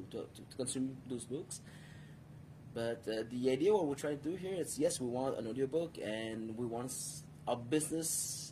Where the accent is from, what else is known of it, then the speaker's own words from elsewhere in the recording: United Kingdom; I don't sound like one, but I'm British.